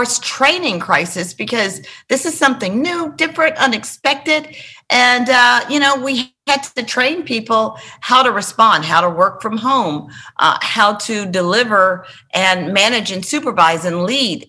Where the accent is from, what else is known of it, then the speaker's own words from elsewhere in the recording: Memphis, Tennessee, United States; moved away as an adult; now in Nashville, United States; Worthington is the name of the street that I grew up on in Memphis